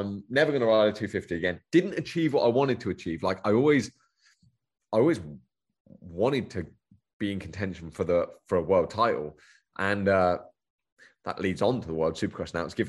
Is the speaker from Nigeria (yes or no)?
no; United Kingdom; It's, Yareve being from Australia, it seems to click quite well with me being British.